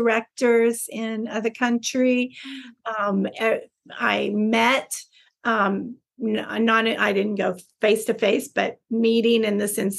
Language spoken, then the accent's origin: English; Texas, United States; moved away as an adult; also born or lived in Dubai / Philippines; I'm a Texan